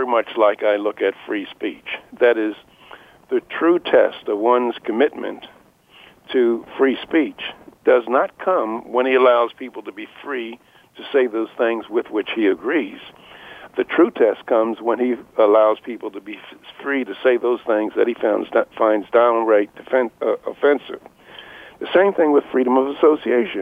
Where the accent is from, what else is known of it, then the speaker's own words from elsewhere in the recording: Philadelphia, Pennsylvania, United States; When I was a kid, I grew up in North Philadelphia, in the slums of North Philadelphia, and I'm 82 years old.